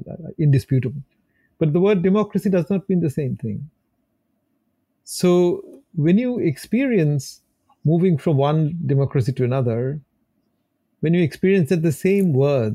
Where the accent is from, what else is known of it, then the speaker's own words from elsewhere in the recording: Kolkata, West Bengal, India; moved away as an adult; also born or lived in Australia; my experience of growing up in India, Kolkata, I was a Calcutta boy